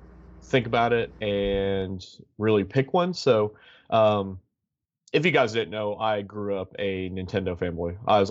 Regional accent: Georgia, United States; I grew up in Georgia. My dad was in the military, and we lived in Fort Benning. The majority of my family lived in Missouri, so we would take a yearly, or what turned into be a yearly, road trip to Missouri from Georgia.

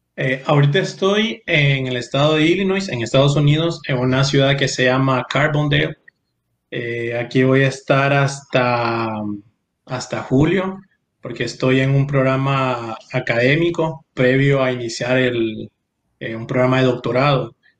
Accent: San Pedro Sula, Cortés, Honduras; also born or lived in Tegucigalpa; yo nací en Tegucigalpa. Mi papá, la familia de mi papá es de Tegucigalpa pero yo bromeo con que solo me hicieron allá y, y me, me, dieron forma y a los días me llevaron para San Pedro

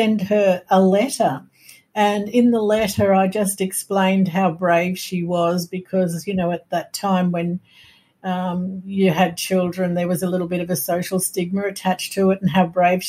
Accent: Brisbane, Queensland, Australia; I knew I was born in Brisbane because that's where I was brought up.

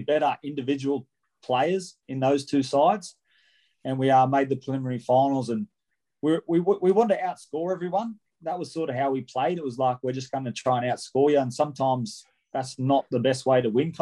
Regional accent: Wollongong, New South Wales, Australia; I'm from Wollongong, born and bred. So I'm from Corrimal originally, but I've moved into town now.

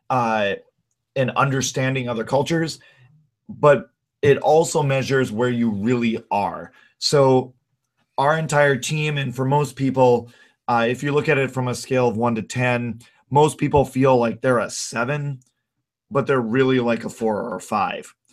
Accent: Minnesota, United States; Josh, you grew up in California. I grew up in Minnesota.

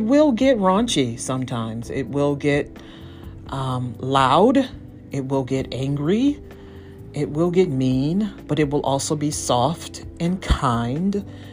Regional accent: East Cleveland, Ohio, United States; I was born in Cleveland, raised in East Cleveland.

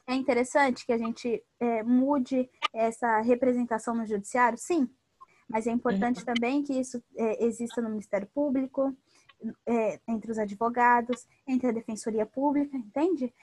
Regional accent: São Paulo, Brazil; moved away as an adult; now in Rio de Janeiro, Brazil; sou paulistana

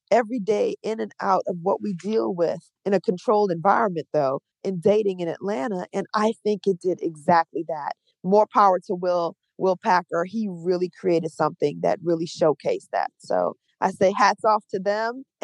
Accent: Trinidad & Tobago; born there; I was born in Trinidad and Tobago, and she used to be a singer

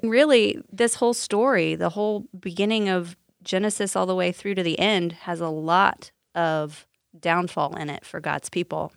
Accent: Sullivan, Indiana, United States; I'm actually from Sullivan, Indiana

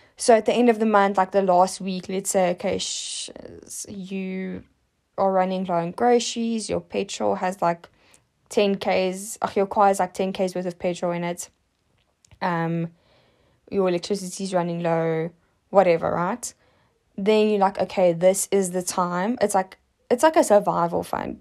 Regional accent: South Africa; as a South African

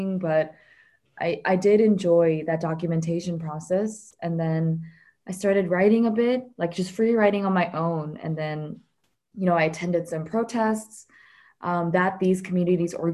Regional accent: Dallas, Texas, United States; moved away as an adult; also born or lived in California / New York City; now in South Korea; lived in Dallas for most of my life.

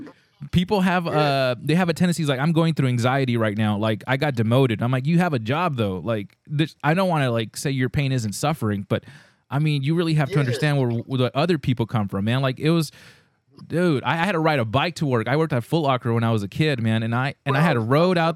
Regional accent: California, United States; we're from California

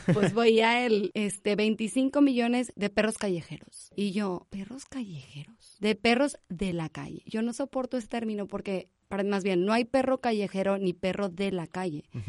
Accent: Monterrey, Nuevo León, Mexico; also born or lived in Barcelona; soy de Monterrey, Nuevo León, de aquí

